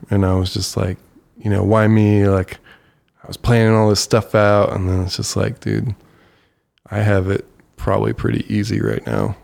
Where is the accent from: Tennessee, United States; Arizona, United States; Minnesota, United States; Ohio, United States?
Ohio, United States; Bowling Green; moved away; I grew up in Bowling Green that literally has two man-made hills